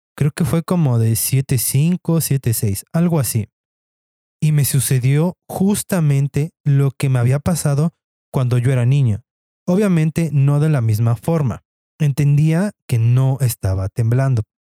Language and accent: Spanish; Mexico; como buenos mexicanos